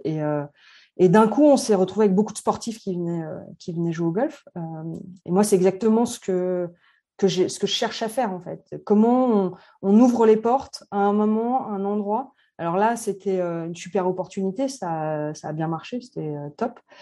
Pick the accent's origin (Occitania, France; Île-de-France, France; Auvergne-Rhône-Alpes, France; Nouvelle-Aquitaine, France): Auvergne-Rhône-Alpes, France; Annecy; also born or lived in Saint-Étienne / Paris / Vancouver; je suis née à Annecy. J'ai vécu 12 euh, ans, 12 euh, premières années à Annecy, ensuite à Saint-Etienne